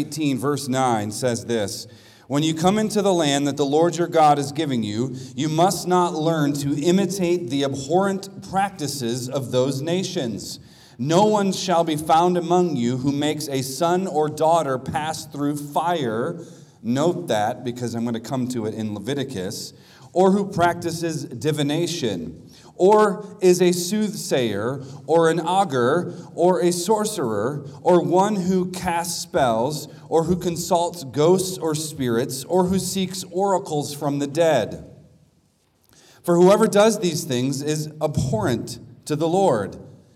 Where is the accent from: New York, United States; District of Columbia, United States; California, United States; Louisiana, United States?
District of Columbia, United States; Washington; I'm from the Washington, D.C. area, and we call that place Babylon